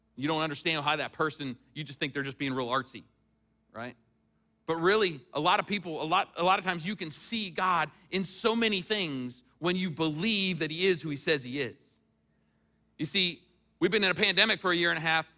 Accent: United States; I was from the United States

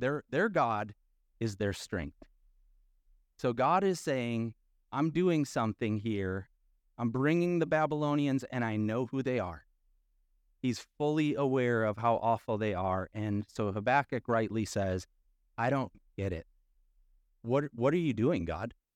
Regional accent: Midwest, United States; accent: nasally A; we're from the Midwest, like, back, uh, and we have that nasally

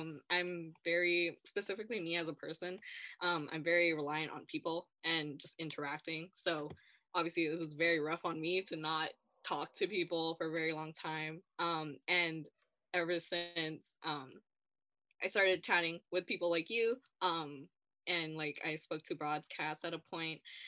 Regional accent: Vancouver, British Columbia, Canada; I am from Vancouver, so unfortunately I'm a homer

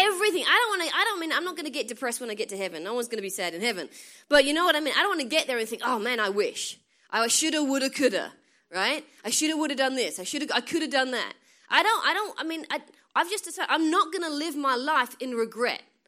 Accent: England, United Kingdom; moved away as an adult; now in United States; I'm from England, right? And I've lived in America twelve years. That's why I sound funny

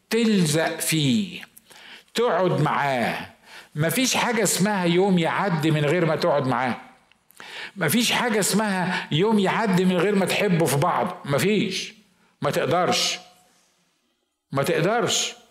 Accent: Mosul, Nineveh, Iraq; انا من الموصل احنا احنا العراقيين احنا العراقيين نار صح ولا لا

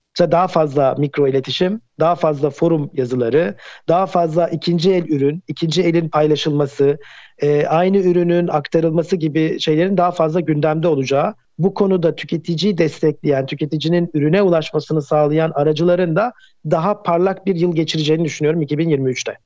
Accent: Ankara, Turkey; moved away as an adult; now in Istanbul, Turkey; Ben Ankara'da doğdum.

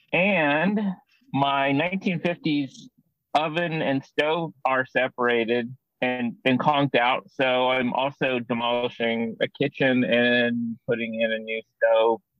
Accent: Indianapolis, Indiana, United States; I grew up in Indianapolis and I know that zoo really well

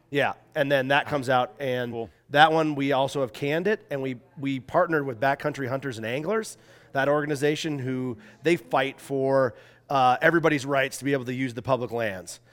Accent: Minnesota, United States; also born or lived in Salt Lake City, Utah; now in Paonia, United States; I grew up in Minnesota

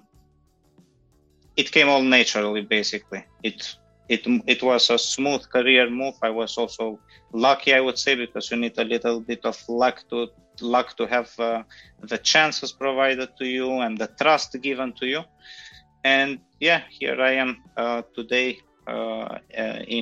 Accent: North Macedonia; moved away as an adult; also born or lived in Germany / Switzerland; I'm basically originally from North Macedonia.

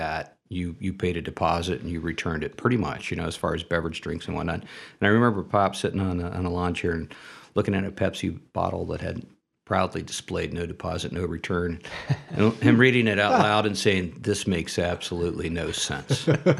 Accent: Dayton, Ohio, United States; moved away as an adult; now in Toledo, United States; I grew up in the Dayton area.

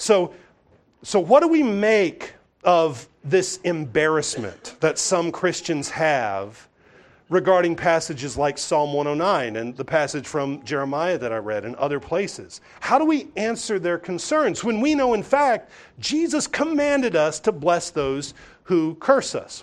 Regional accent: the South, United States; I grew up hearing in the South

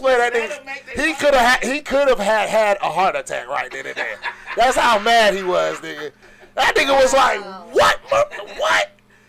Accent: Bronx, New York, United States; I'm from the Bronx, nigga.

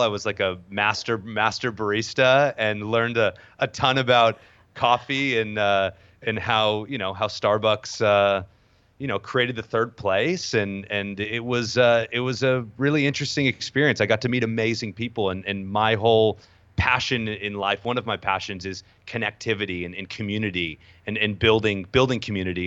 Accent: Southern California, United States; also born or lived in New York; growing up in Southern California

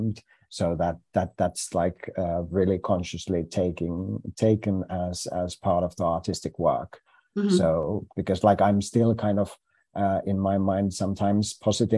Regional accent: Finland; first language Finnish; English is a second language; our language is so different than it's not the same language group as English

